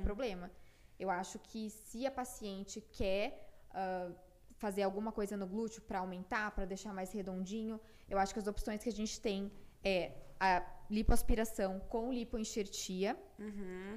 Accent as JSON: {"language": "Portuguese", "town": "Piracicaba", "region": "São Paulo", "country": "Brazil", "tie": "born or raised there", "also_born_or_lived": "Porto Alegre", "moved": "as an adult", "lives_now": "São Paulo, Brazil", "said": "eu nasci em Piracicaba, né, aqui pertinho de São Paulo, dá mais ou menos uma hora e meia daqui"}